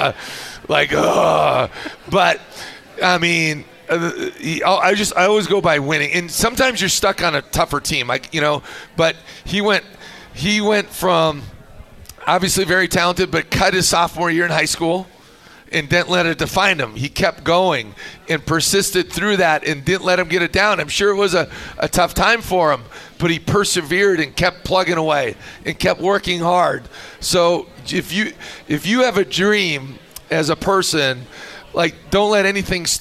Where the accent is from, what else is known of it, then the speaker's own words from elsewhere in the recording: Minnesota, United States; now in Utah, United States; I grew up in Minnesota